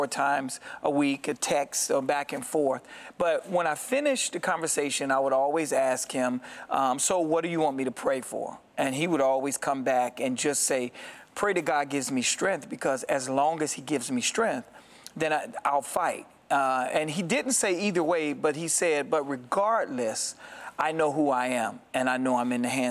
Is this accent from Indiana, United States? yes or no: yes; Gary, Indiana, United States; also born or lived in Chicago, Illinois; I grew up in Gary and Chicago just loving music